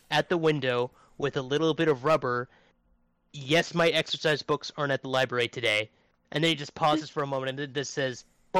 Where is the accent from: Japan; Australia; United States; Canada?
Canada; being Canadian